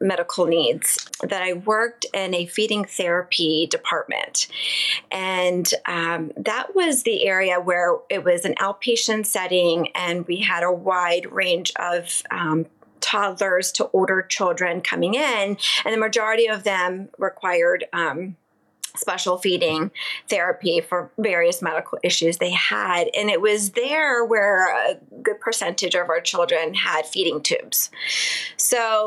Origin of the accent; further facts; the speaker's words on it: Southern Maryland, United States; also born or lived in Baltimore; I grew up in Maryland, in Southern Maryland